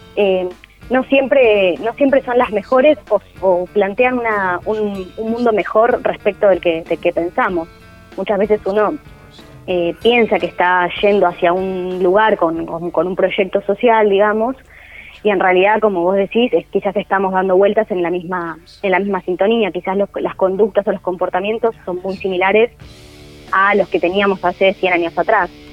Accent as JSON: {"language": "Spanish", "country": "Argentina", "said": "nosotros como argentinos"}